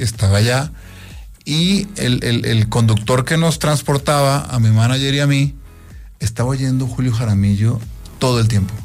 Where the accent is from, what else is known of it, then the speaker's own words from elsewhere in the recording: Colombia; abrir grandísimos conciertos en, en mi país